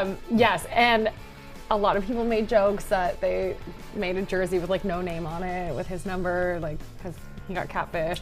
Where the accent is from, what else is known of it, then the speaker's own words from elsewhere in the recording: Palm Desert, California, United States; Palm Springs, my hometown, well, Palm Desert